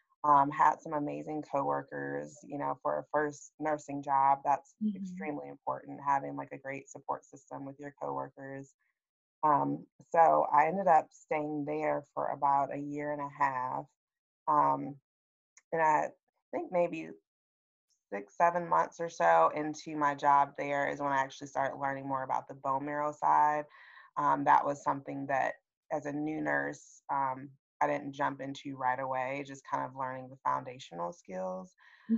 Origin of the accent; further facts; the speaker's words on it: Michigan, United States; moved away as an adult; now in North Carolina, United States; I'm living in North Carolina right now, but I'm originally from Michigan.